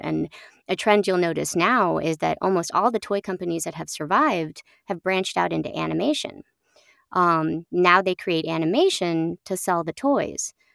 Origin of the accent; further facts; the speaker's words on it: Oakland, California, United States; now in upstate New York, United States; I grew up in Oakland, California